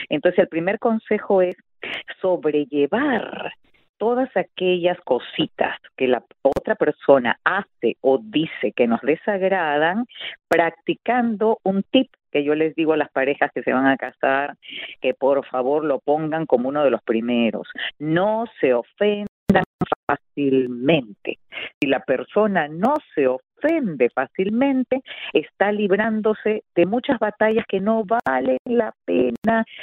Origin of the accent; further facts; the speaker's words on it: Peru; also born or lived in Santiago de Cuba, Cuba; porque mi papá se casa con mi madre allí y cuando ya la revolución adquiere un carácter que para él muy premonitoriamente estaba siendo comunista, entonces decide ya que nos fuéramos a Perú cuando yo tenía solo